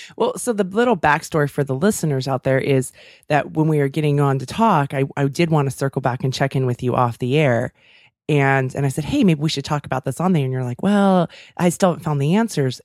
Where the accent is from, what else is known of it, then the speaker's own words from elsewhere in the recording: Davis, California, United States; my hometown